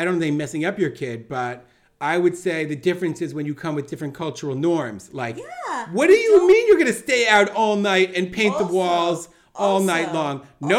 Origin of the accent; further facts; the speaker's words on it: United States; now in Israel; I'm being so American about this.